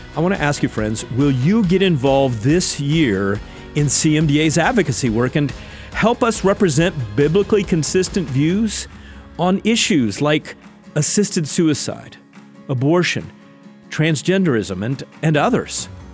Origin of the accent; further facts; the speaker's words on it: Indiana, United States; I'm from Indiana